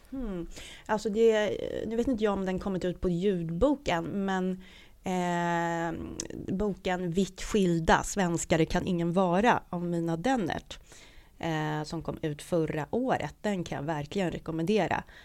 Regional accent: Stockholm, Stockholm County, Sweden; Ja, det var, det var i Stockholm på Söder. Mm. Uh, och uh, ja, så jag är en sån här söderböna. Uh, och jag bor, jag bor på Söder nu också.

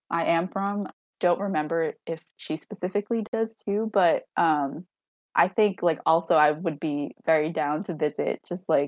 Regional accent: Hangzhou, Zhejiang, China; Um, I'm from Hangzhou, and then she was adopted from Zhujiang, China.

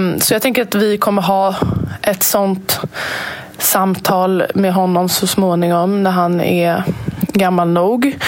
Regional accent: Sweden; jag är född och uppvuxen här i Sverige

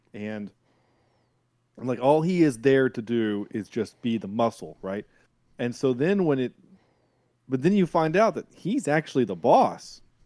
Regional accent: the South, United States; I am from the South

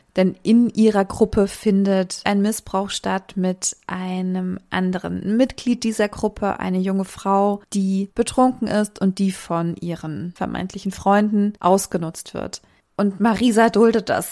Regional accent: a small town in the Thuringian Forest, Germany; moved away; Die Grundeinstellung zu diesen Idealen oder auch Ideologien, die rechte Menschen vertreten, ist in dem Ort auf jeden Fall, wo ich herkomme, sehr akzeptierend.

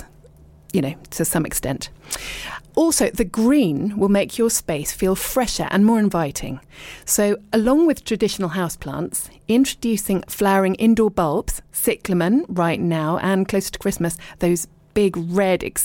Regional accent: Richmond, London, United Kingdom; moved away as an adult; also born or lived in abroad; now in East Sheen, United Kingdom; I was born in Richmond and I lived and worked in London, but then I lived abroad for ages, like years and years

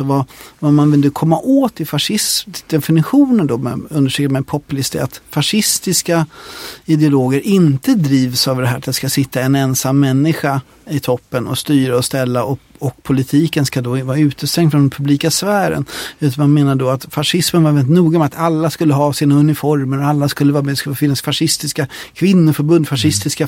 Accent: Sweden; jag är svensk

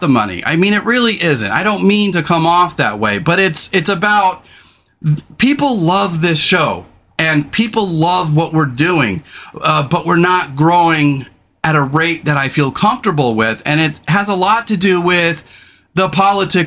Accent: California, United States; now in Pacific Northwest, United States; I didn't grow up here. I grew up in California.

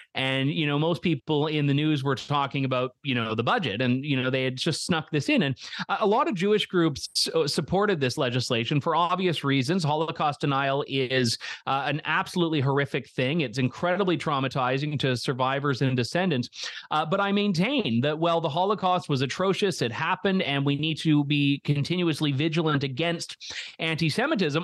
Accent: Canada; as a Canadian

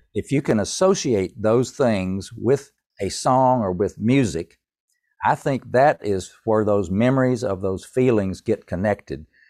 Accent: Tennessee, United States; moved away as an adult; also born or lived in Winston-Salem, North Carolina; I'm from Tennessee

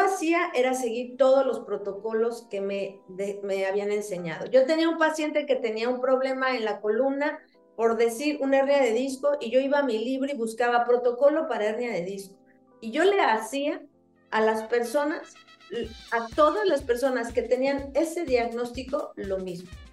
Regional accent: Mexico; soy mexicana, tengo 54 años

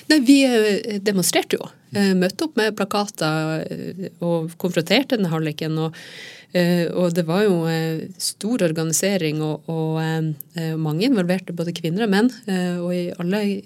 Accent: Troms og Finnmark, Norway; nabokommunen der jeg vokste opp

